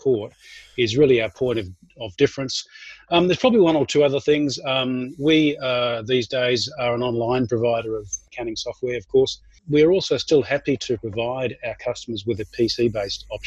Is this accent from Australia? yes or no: yes; Australia; moved away as an adult; now in Auckland, New Zealand; And I may be an Aussie, but I need to let you know that I'm also a Kiwi. So I've been here for 20 years now